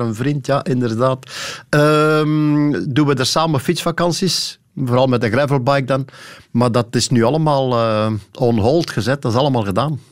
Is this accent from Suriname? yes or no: no; Sint-Niklaas, Flanders, Belgium; also born or lived in Temse; eigenlijk was het Temse, maar ik woon al langer in Sint-Niklaas dan ik in Temse gewoond heb. Dus laten we maar zeggen, ik woon in de straat waar ik geboren ben.